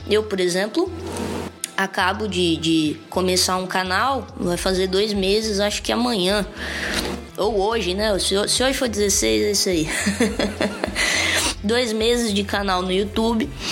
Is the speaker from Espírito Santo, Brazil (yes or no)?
yes; Espírito Santo, Brazil; moved away; also born or lived in São Paulo; o meu estado reconheceu e validou o meu ser artístico capixaba